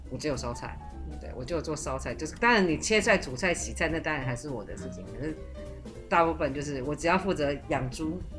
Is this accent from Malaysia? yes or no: no; Taiwan; moved away as an adult; also born or lived in mainland China; 我在那个环境里面，我会被冠上我是台湾来的